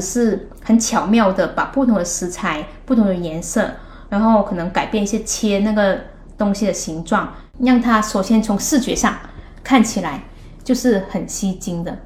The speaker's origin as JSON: {"language": "Chinese", "region": "Guangdong", "country": "China", "also_born_or_lived": "Hong Kong", "moved": "as an adult", "lives_now": "Netherlands", "said": "作为一个广东人"}